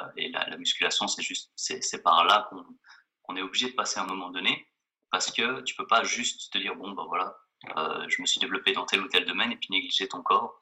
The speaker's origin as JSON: {"language": "French", "region": "Geneva", "country": "Switzerland", "said": "je suis de Genève"}